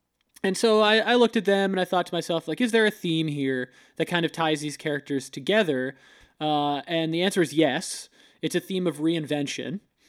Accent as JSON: {"language": "English", "region": "Florida", "country": "United States", "moved": "yes", "said": "We're both from Florida"}